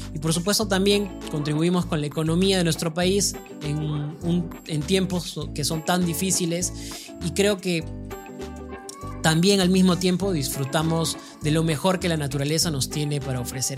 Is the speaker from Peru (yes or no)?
yes; Peru; Como peruano